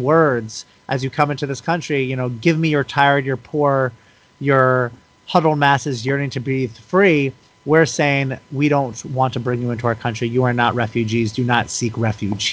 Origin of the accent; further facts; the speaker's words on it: United States; allowed me to be born in this country and given that privilege, given that passport simply because I was born into this country